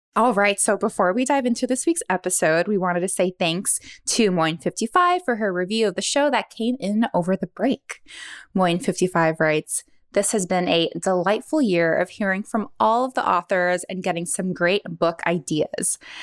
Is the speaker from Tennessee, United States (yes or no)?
no; Honolulu, Hawaii, United States; now in San Francisco, United States; I am originally from Honolulu, but now I live in San Francisco.